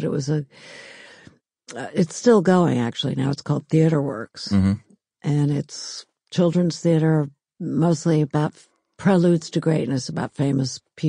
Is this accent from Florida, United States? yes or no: no; New York City, New York, United States; The Upper East Side. We lived in a brownstone on 89th between York and East End.